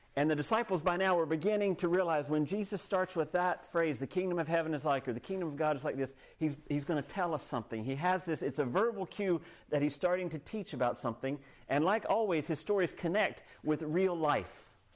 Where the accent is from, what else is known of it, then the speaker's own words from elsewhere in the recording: United States; now in Canada; I grew up in the States